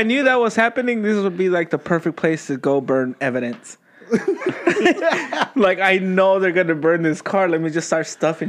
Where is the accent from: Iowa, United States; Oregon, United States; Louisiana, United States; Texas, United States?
Texas, United States; I'm from Texas